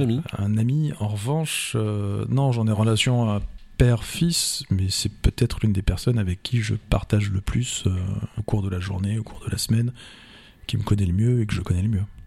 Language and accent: French; Vendôme, Centre-Val de Loire, France; moved away as an adult; also born or lived in Paris / Blois / Touraine; je suis né à Paris comme, comme beaucoup, mais je n'y ai pas vécu au-delà de la période de, de, mes études. Mes parents se sont installés à Vendôme. J'étais au collège, non, j'étais pensionnaire à Blois. J'étais au lycée à Vendôme